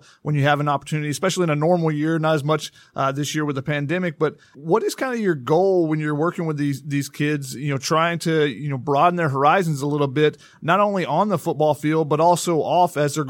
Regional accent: Georgia, United States; moved away as an adult; also born or lived in Tennessee; I'm from Georgia. I went to school at a small school in Tennessee. I had never been west of the Mississippi until I drove out to come to USC for grad school.

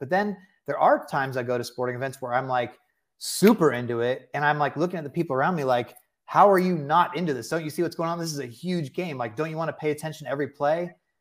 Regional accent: Bay Area, California, United States; moved away; also born or lived in Delaware; I was born in the Bay Area

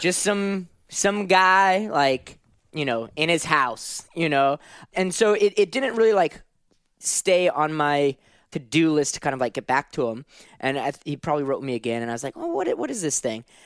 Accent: New Orleans, Louisiana, United States; Grew up in, in New Orleans

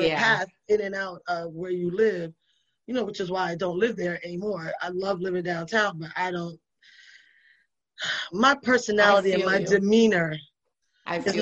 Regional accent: New York City, New York, United States; also born or lived in Brooklyn; I'm from the Bronx.

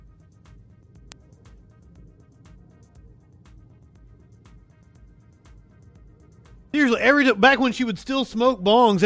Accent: Pikeville, Kentucky, United States; moved away; I am originally from Kentucky. I was born and raised in Appalachia. A little town called Pikeville.

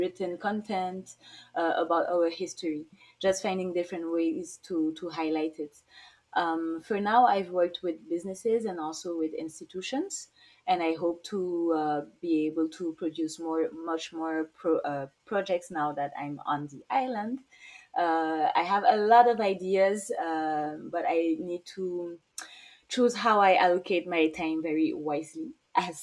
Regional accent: St. Martin; moved away; also born or lived in France / Guadeloupe (mother's origin); I'm from Saint Maarten

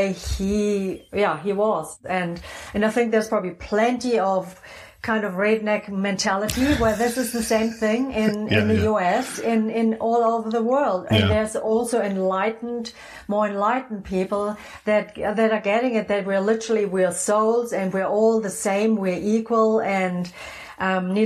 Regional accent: Germany; also born or lived in New Zealand / Phoenix; now in Sedona, United States; Originally, I'm from Germany, just, you know, so people know where my funky accent's from.

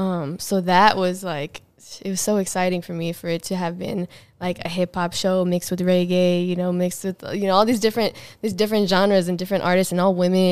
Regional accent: Whittier, California, United States; I am from Whittier, California

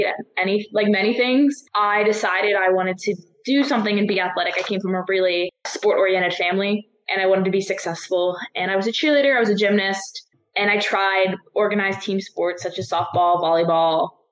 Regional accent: Somerset, Pennsylvania, United States; moved away as an adult; I'm from Somerset, Pennsylvania

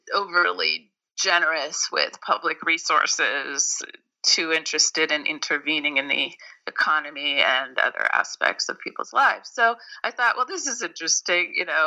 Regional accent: Berkeley, California, United States; I'm also from Berkeley, California, and the combination of being from Berkeley and working in Washington in the late 80s, early 90s, gave me a very interesting perspective on liberalism.

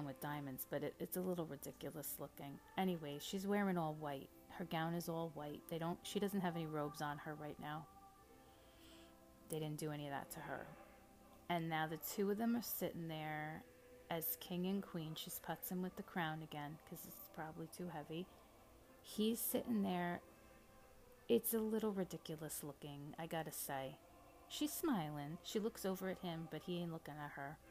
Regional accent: United States; As an American

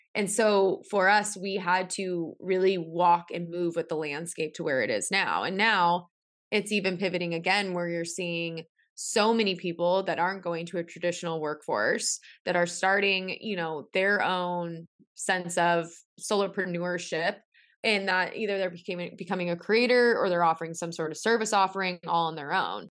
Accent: San Diego, California, United States; I'm from San Diego

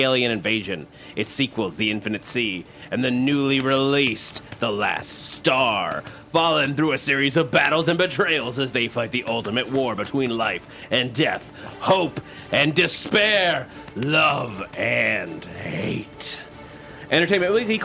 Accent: New York, United States; I grew up in New York

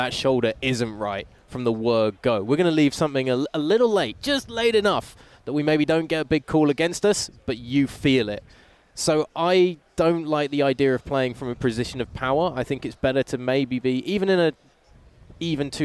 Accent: England, United Kingdom; as an English person

